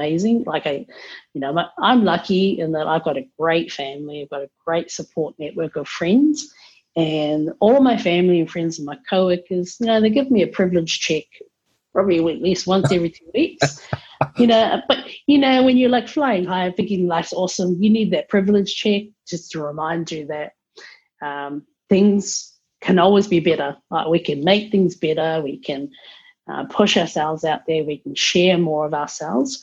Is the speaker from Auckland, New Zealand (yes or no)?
yes; Auckland, New Zealand; now in Wellington, New Zealand; I'm originally from Auckland, best city in New Zealand